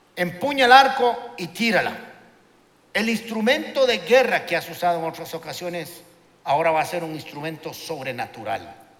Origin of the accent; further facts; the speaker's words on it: Costa Rica; somos ticos, chiquititos